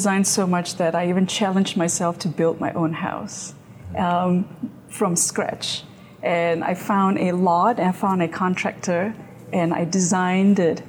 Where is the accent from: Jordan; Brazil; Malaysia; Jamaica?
Malaysia; moved away as an adult; now in United States; Graduated from Malaysia, so I have my graphic design degree from Malaysia. Came to the U.S. to pursue my grad studies.